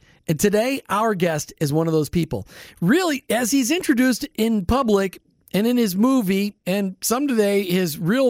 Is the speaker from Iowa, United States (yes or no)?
yes; Iowa, United States; I'm sorry I had to grow up in Iowa.